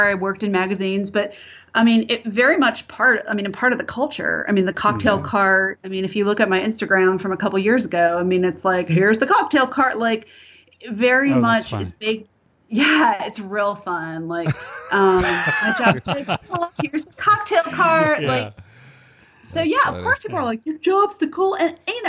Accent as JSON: {"language": "English", "town": "Clearwater", "region": "Florida", "country": "United States", "tie": "born or raised there", "said": "I grew up in Florida, so I don't know. You know, some consider it the South, some don't."}